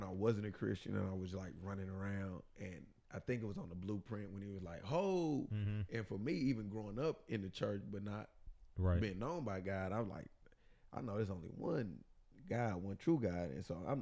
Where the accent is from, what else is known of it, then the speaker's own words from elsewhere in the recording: Kansas City, Missouri, United States; I'm born and raised in Kansas City